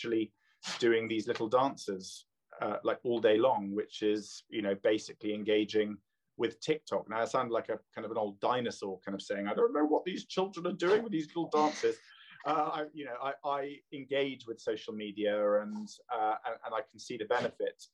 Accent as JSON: {"language": "English", "region": "London", "country": "United Kingdom", "tie": "born or raised there", "also_born_or_lived": "Canada", "moved": "yes", "lives_now": "Oxfordshire, United Kingdom", "said": "I was born in London. My father's Canadian, so I spent lots of time on the lakes in Canada."}